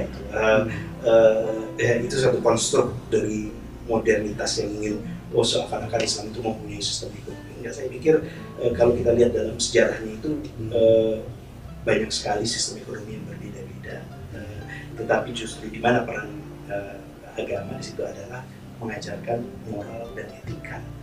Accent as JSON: {"language": "Indonesian", "country": "Indonesia", "said": "kita sebagai bangsa Indonesia"}